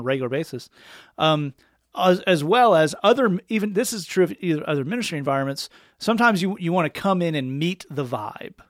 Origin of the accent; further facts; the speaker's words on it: Tennessee, United States; I'm from Tennessee.